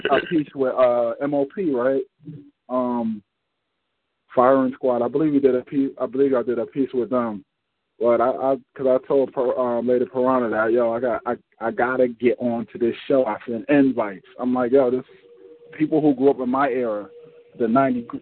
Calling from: North New Jersey, United States; I'm calling from North New Jersey

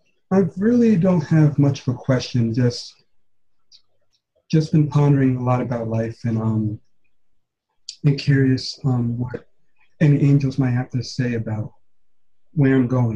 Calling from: Florence, South Carolina, United States; I'm from Florence, South Carolina.

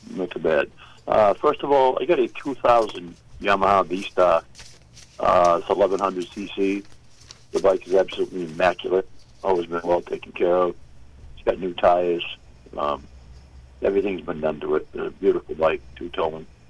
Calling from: Farmington, Maine, United States; I'm calling from Farmington

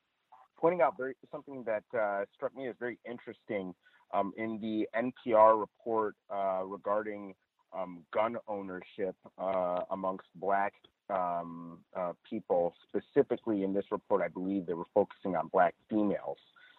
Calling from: Chino Hills, California, United States; I'm reporting from Chino Hills, California.

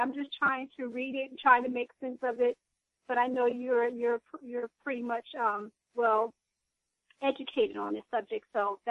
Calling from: New Jersey, United States; Hi. Yes, I'm calling from New Jersey.

